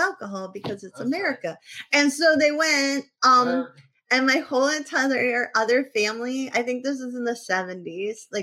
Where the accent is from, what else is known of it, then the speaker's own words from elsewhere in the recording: New England, United States; I'm from New England.